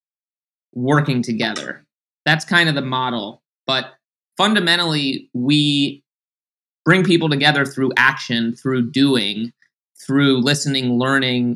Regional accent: New York City, New York, United States; somebody who grew up in New York City, born and raised in Manhattan

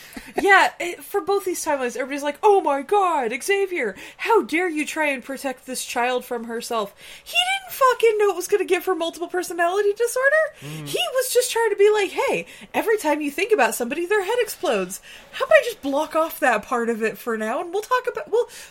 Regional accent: Canada; Trust me, I'm Canadian.

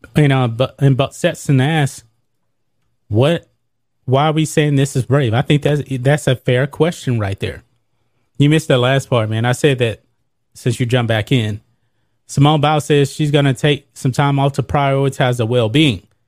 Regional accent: United States; I'm an American

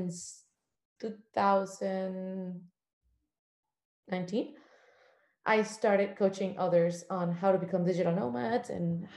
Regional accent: Cuba; moved away; I am from a country that didn't allow me to travel or discover any part of the world until I left it.

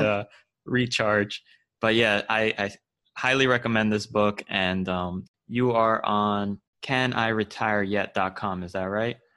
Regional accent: Florida, United States; I'm from Florida

